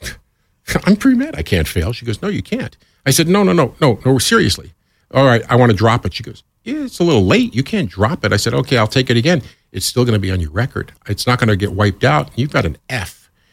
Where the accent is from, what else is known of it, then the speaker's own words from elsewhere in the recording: New York, United States; moved away as an adult; also born or lived in Southeast Georgia; I moved down south from New York and here I am with this kind of New York attitude, which I've always had, by the way